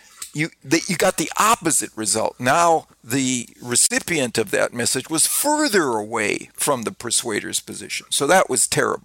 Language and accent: English; Wisconsin, United States; I grew up in Wisconsin